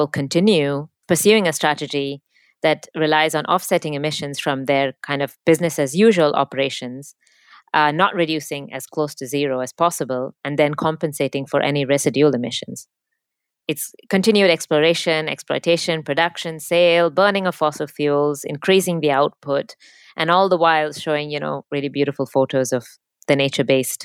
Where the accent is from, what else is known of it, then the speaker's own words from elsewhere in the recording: India; moved away as an adult; now in United Kingdom; I am from India, but I have been living and working in the UK for about 10 years